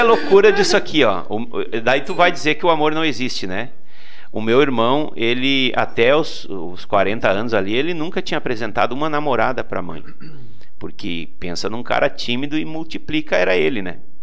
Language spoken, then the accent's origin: Portuguese; Vicente Dutra, Rio Grande do Sul, Brazil; now in Portão, Brazil; sou natural de uma cidadezinha chamada Vicente Dutra, que fica oh. lá no interior do Rio Grande do Sul